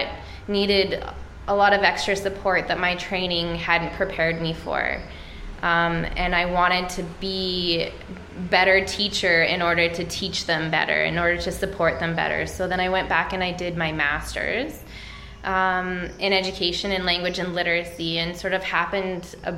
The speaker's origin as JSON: {"language": "English", "town": "Edmonton", "region": "Alberta", "country": "Canada", "said": "I come from Edmonton, Alberta, and I am a teacher"}